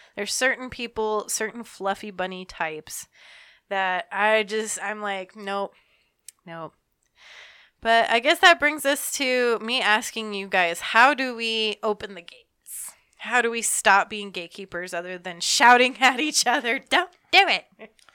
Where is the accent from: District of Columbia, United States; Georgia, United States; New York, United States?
Georgia, United States; I'm from Georgia